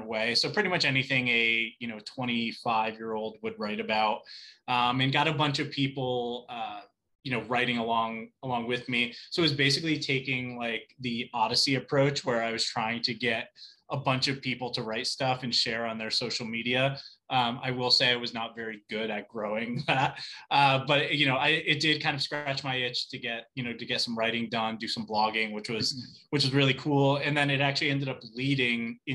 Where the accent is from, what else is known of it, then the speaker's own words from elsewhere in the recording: Plymouth, Connecticut, United States; also born or lived in New York City / Fairfield, Connecticut; I grew up in Plymouth, Connecticut.